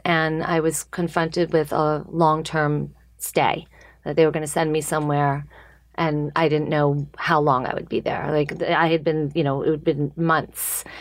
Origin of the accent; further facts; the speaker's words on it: Hewlett, New York, United States; I grew up in Long Island